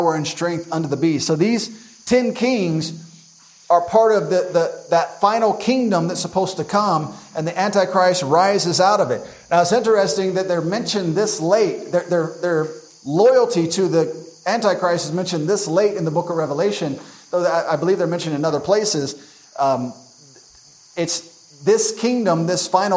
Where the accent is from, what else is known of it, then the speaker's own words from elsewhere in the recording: United States; as an American